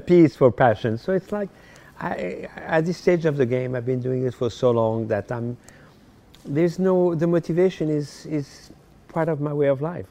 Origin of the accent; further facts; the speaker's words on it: Paris, Île-de-France, France; English is a second language; moved away as an adult; also born or lived in Morocco; now in United States; I was born in Morocco, North Africa, and when I was ten years old, I moved to France